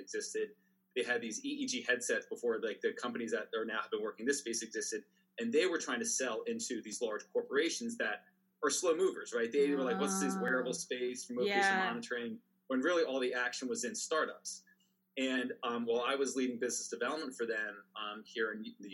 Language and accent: English; Pennsylvania, United States; moved away as an adult; also born or lived in New York City / upstate New York / California; I was born in New York City, raised in Pennsylvania, right on the border of Jersey